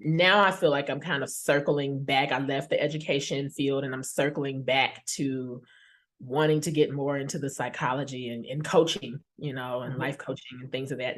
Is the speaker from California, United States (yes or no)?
no; Tulsa, Oklahoma, United States; also born or lived in Chicago, Illinois; now in Chicago suburbs, Illinois, United States; I was born in Chicago and raised in Tulsa, Oklahoma